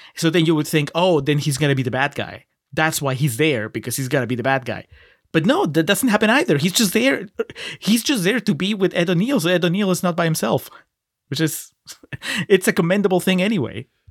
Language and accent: English; Peru; moved away; I grew up in Peru